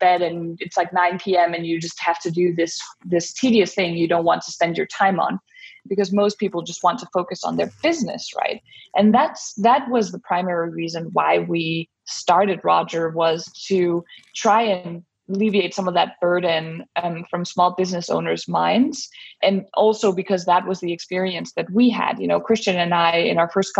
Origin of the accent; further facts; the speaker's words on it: Denmark; moved away as an adult; now in United States; So I am originally from Denmark, where I grew up and I spent my childhood and also went to college